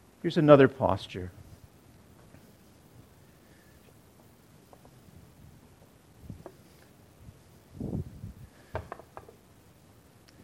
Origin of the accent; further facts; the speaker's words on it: Canada; We're Canadian Baptists